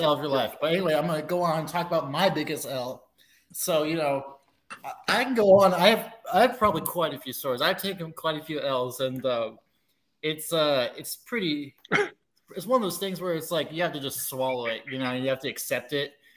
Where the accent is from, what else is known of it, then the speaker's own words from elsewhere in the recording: Alaska, United States; I'm originally from Alaska